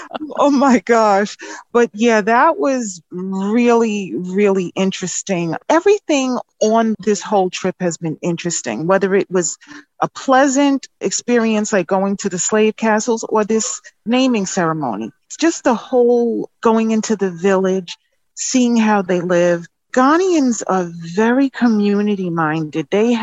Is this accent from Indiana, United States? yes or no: no; New York, United States; I'm from New York.